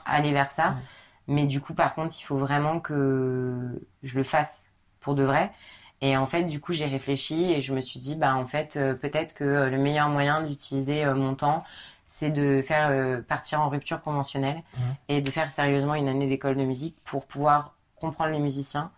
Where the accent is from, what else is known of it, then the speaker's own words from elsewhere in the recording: Paris, Île-de-France, France; je suis parisienne